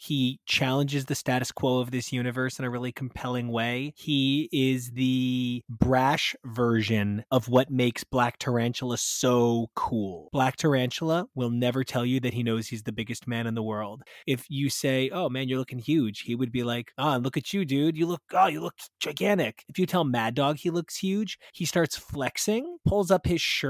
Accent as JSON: {"language": "English", "country": "United States", "said": "why is it Spider-Girl and giant crotches in front of American flags makes me feel weird about being an American?"}